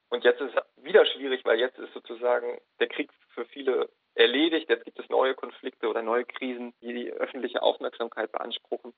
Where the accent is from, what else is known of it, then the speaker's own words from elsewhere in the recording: Germany; ich bin Deutscher.